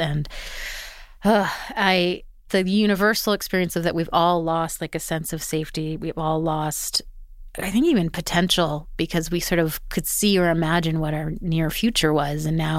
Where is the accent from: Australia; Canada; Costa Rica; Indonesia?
Canada; Edmonton, Alberta; moved away as an adult; now in Vancouver, Canada; I'd been in Vancouver 17 years. I'd moved there when I was 18. Like I became an adult there. Mm-hmm. I grew up in Edmonton